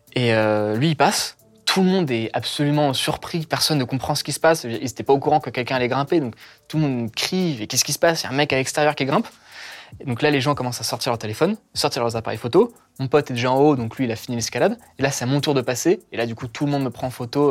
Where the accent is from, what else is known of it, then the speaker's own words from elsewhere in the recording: Paris, Île-de-France, France; Je suis né à Paris 13 euh, en 2000.